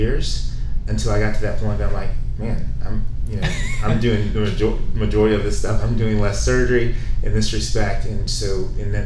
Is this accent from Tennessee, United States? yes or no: yes; Tennessee, United States; I'm from Tennessee